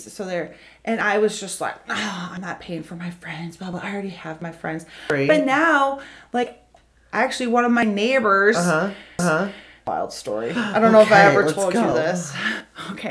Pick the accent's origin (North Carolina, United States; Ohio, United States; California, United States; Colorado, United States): Ohio, United States; I grew up in Park, Ohio, which is an hour away from here